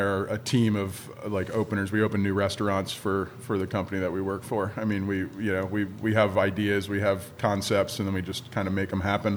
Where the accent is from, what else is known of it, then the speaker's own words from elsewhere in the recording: Pennsylvania, United States; moved away as an adult; also born or lived in Santa Barbara / Lompoc; now in Oceano, United States; I moved here from Pennsylvania. I lived a lot of different places in my life. I moved around a lot, but Pennsylvania is where I was born and raised.